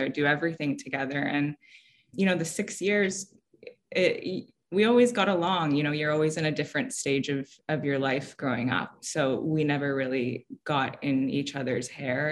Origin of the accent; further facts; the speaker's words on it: Vancouver, British Columbia, Canada; also born or lived in Abruzzo, Italy; our parents came, both immigrated to Vancouver when they were pretty young